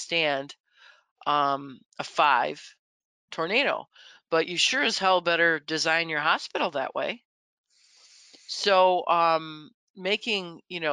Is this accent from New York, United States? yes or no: yes; Buffalo, New York, United States; I'm from Buffalo